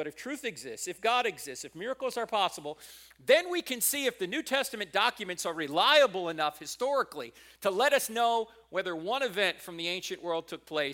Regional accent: New Jersey, United States; moved away; I'm not originally from here. I'm originally from New Jersey

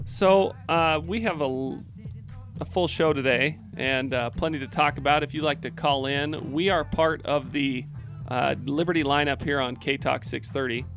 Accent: Oregon, United States; now in Utah, United States; I grew up in Oregon

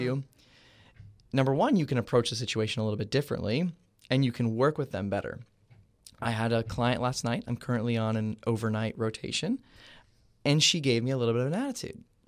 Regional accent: Cooper City, Florida, United States; I am from Cooper City, Florida

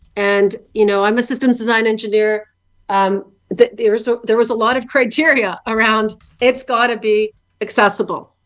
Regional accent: Canada; moved away as an adult; now in Ukraine; I was born here in Canada, but 25 years ago, I moved to Ukraine with my husband, John

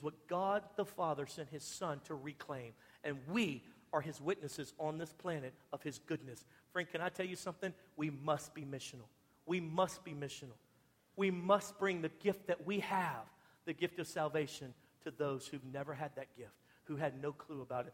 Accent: United States; I'm American

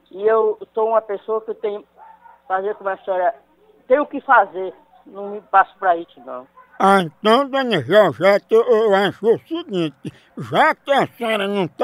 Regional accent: São Gonzaga, Maranhão, Brazil; Sou de São Gonzaga do Maranhão.

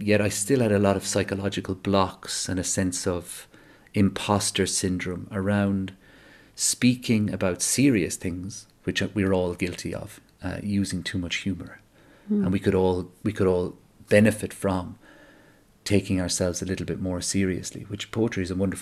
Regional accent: Ireland; as an Irish person

